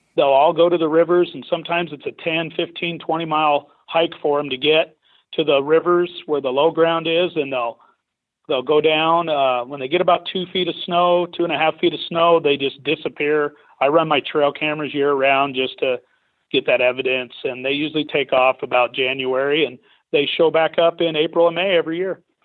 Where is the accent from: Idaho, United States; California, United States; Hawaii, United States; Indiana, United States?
Idaho, United States; I grew up in Idaho where it's illegal to bait